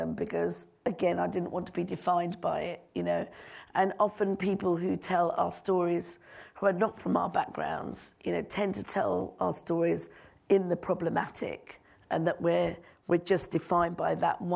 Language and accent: English; London, United Kingdom; also born or lived in Nairobi, Kenya; here in London, in my hometown